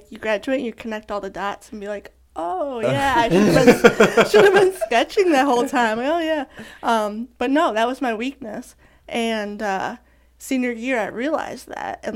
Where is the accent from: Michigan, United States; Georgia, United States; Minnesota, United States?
Michigan, United States; now in Knoxville, United States; born and raised in Michigan